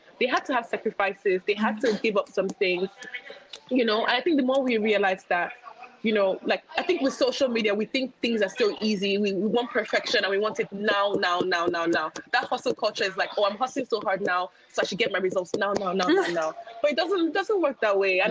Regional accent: Nigeria; as a Nigerian

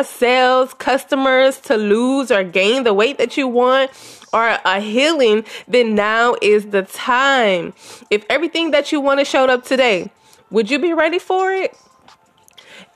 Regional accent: Louisiana, United States; moved away as an adult; now in Texas, United States; I was born and lived in Louisiana until my mother passed, and then I moved to Texas as a licensed cosmetologist

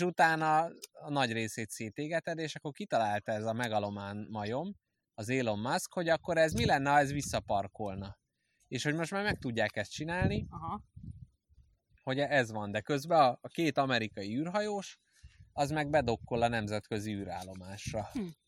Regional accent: Budapest, Hungary; én ilyen megerőzött pesti vagyok. A fasz pesti, hát budai

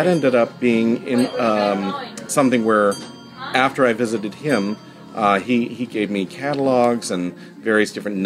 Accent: Jamestown, Rhode Island, United States; moved away as an adult; also born or lived in Salem, Massachusetts; my hometown of Jamestown, Rhode Island

